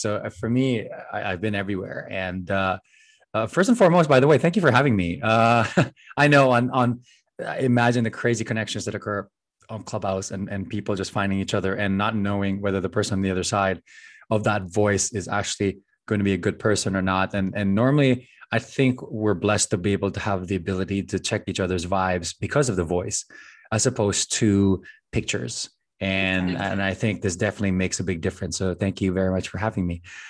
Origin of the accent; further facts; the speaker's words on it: Philippines; also born or lived in United States; I'm very blessed to be both a U.S. citizen that was born here, but also growing up in the Philippines and other parts of the world for a long time, so that then I was really not as American that grew up here compared to everyone else.